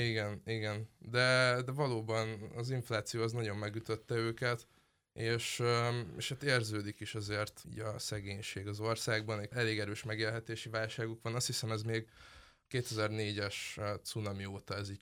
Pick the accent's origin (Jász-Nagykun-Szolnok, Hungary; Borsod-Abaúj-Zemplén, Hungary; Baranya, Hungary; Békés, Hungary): Baranya, Hungary; Pécs; moved away; én Pécsi vagyok